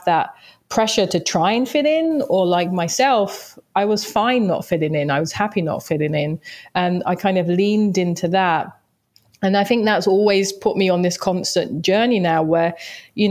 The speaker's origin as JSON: {"language": "English", "region": "London", "country": "United Kingdom", "tie": "born or raised there", "said": "I grew up in Southeast London"}